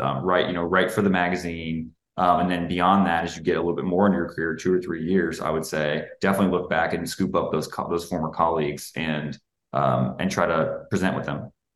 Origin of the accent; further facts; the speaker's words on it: Tennessee, United States; moved away as an adult; also born or lived in Kentucky / Atlanta; now in Chicago, United States; outside the state of Tennessee, the, the my home state